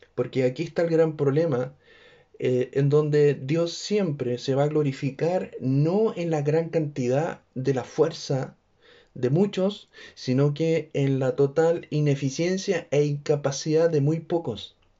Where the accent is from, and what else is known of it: Chile